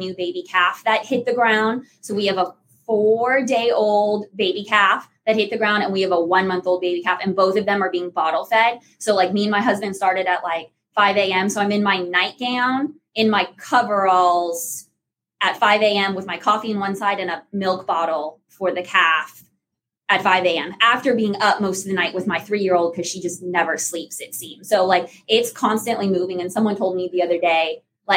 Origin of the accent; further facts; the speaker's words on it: California, United States; also born or lived in South Louisiana; now in Louisiana, United States; I'm from California originally, and I transplanted to South Louisiana